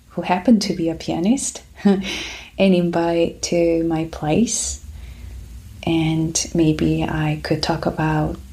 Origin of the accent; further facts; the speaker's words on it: Busan, South Korea; accent: Korean; first language Korean; English is a second language; moved away as an adult; now in United States; So I'm from South Korea. I grew up there in Busan, which is second biggest city in South Korea